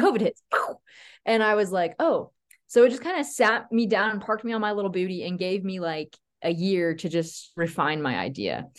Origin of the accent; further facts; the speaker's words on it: Tennessee, United States; moved away as an adult; also born or lived in Colorado Springs; now in Utah, United States; I'm from Tennessee.